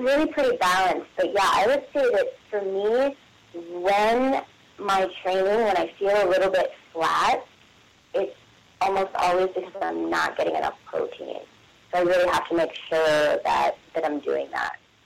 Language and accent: English; West Virginia, United States; I'm from West Virginia